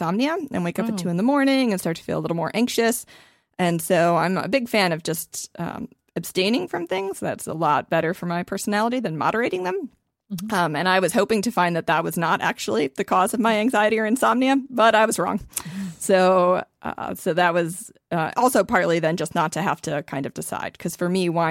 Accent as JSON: {"language": "English", "region": "Ohio", "country": "United States", "said": "I'm also from Ohio"}